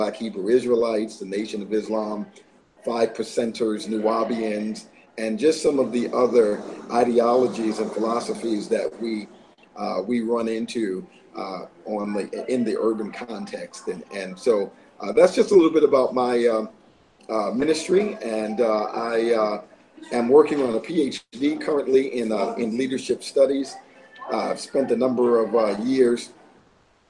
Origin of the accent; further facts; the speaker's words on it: Clearwater, Florida, United States; also born or lived in Queens, New York; I'm originally from Queens, New York, and grew up in Clearwater, Florida